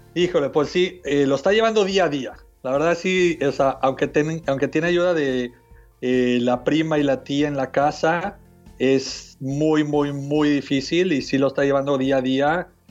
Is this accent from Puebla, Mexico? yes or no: no; Mexico City, Mexico; moved away as an adult; now in United States; yo nací y crecí en México, en la Ciudad de México, y me mudé a Estados Unidos hace como 17 años